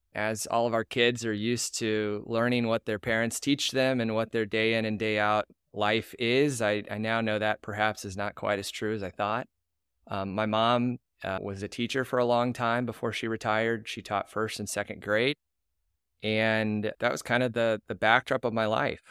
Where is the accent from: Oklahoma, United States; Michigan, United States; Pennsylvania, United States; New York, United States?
Oklahoma, United States; Tulsa; now in Houston, United States; I was born and raised in Tulsa, to two wonderful parents, Rodney and Linda.